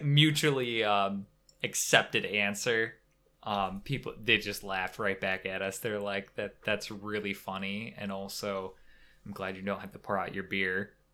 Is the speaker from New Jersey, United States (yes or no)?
no; Wisconsin, United States; we're from Wisconsin